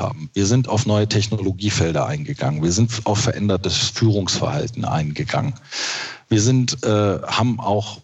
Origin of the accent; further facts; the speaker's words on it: Braunschweig-Wolfsburg region, Lower Saxony, Germany; also born or lived in Westerland, Sylt; Ich habe ja meine Jugend hier in der Region verbracht und äh, die Region Braunschweig-Wolfsburg bietet äh, schon wahnsinnig viel